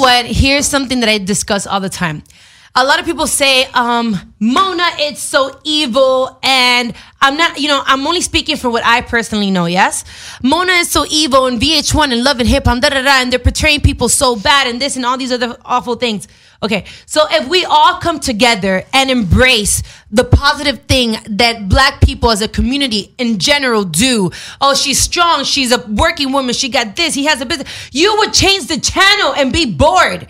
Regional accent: Dominican Republic; my culture or nationality, I'm Dominican

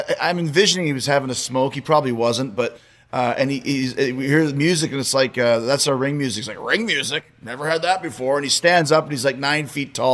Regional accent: Winnipeg, Manitoba, Canada; my hometown

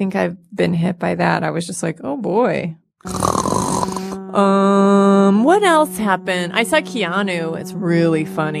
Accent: Detroit area, Michigan, United States; born or raised there; moved away

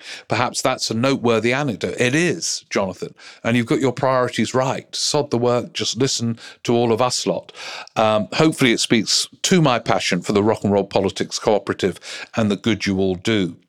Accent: Austria; English is a second language; now in United Kingdom; I moved to Britain in 1996. So it's been a while and quite a few elections and political dramas. I'm from Austria, which doesn't allow dual citizenship.

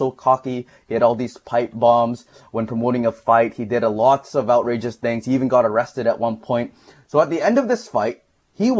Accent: Philippines; as a Filipino

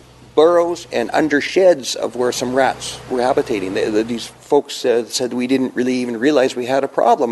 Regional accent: Kelowna, British Columbia, Canada; Born and raised in Kelowna

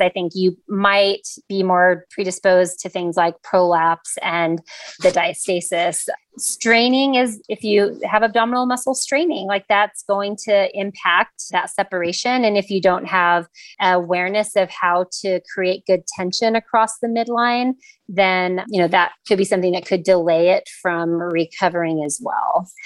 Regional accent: Los Angeles, California, United States; also born or lived in San Diego / North Carolina; I am actually born and raised in Los Angeles

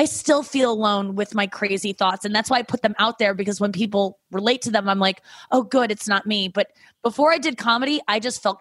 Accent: St. Louis, Missouri, United States; also born or lived in Cincinnati; Growing up in St. Louis, growing up with parents that don't talk about sex

